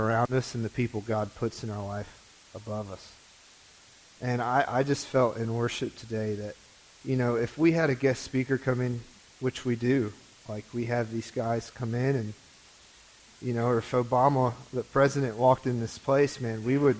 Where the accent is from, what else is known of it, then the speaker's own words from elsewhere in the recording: Greenville, United States; I was born here in Greenville. I was raised